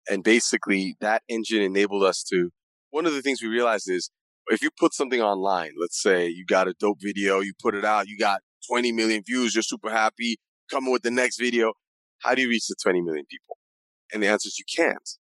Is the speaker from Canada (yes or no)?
no; Accra, Greater Accra, Ghana; also born or lived in New York / Middle East; I'm originally from Accra, Ghana. I was born there and raised partially in Accra, partially in New York, partially in the Middle East.